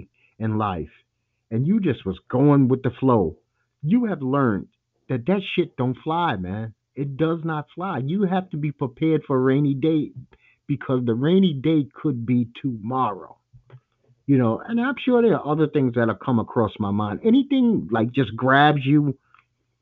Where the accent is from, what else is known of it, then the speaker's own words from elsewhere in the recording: New York, United States; I'm a lifelong New Yorker